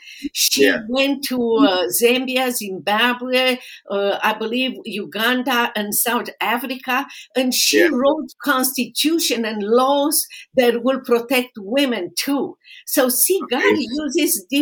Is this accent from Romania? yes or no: yes; Romania; now in United States; I am originally from Romania